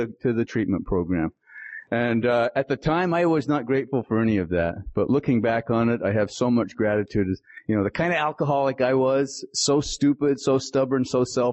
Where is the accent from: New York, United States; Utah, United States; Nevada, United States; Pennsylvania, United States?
Utah, United States; Salt Lake City; also born or lived in Tuba City, Arizona; I was born on the Navajo Reservation in Tuba City, Arizona, and was raised in, the Salt Lake City, Utah area